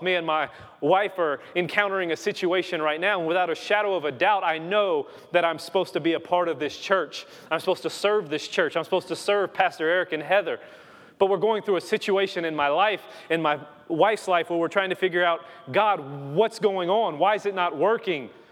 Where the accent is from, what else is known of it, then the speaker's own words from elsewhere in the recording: Louisiana, United States; moved away; I am from Louisiana